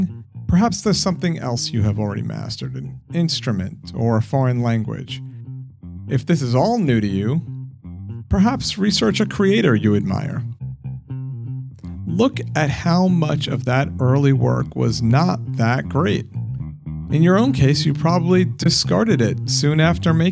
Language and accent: English; New York, United States; accent: New York; maybe my New York accent isn't thick, but I hear it